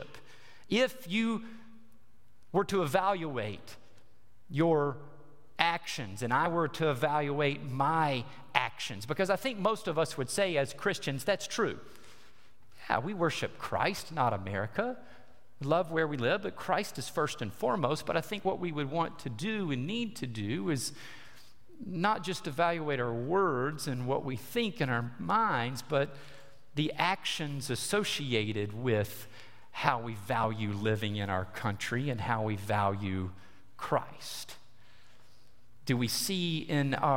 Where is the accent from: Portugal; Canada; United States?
United States; our American citizenship